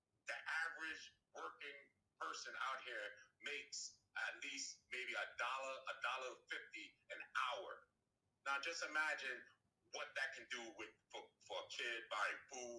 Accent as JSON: {"language": "English", "region": "New York", "country": "United States", "said": "I'm from New York. I'm originally from New York."}